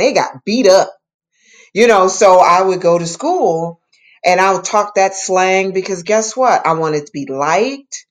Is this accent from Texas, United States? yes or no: no; Detroit, Michigan, United States; I grew up in Detroit, and I was in a neighborhood that had two gangs in it